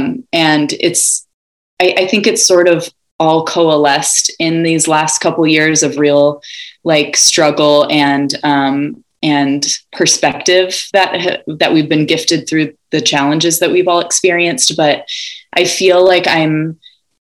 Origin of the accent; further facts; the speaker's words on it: Ojai, California, United States; I was born and raised in Ojai, California